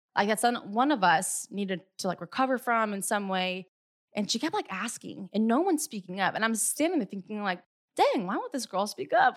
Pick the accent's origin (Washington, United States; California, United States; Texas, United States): California, United States; also born or lived in Hawaii; I was moving back from Hawaii back home to California